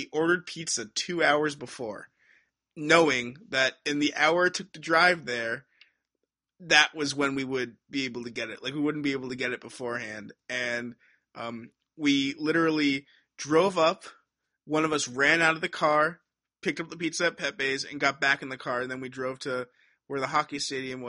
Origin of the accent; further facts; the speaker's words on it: Stamford, Connecticut, United States; I'm from Stamford.